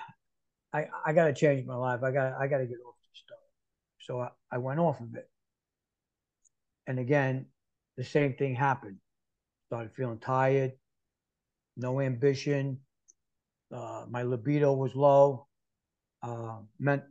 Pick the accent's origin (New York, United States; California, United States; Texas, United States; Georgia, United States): New York, United States; New York City; moved away as an adult; now in Florida, United States; I'm born and raised in New York City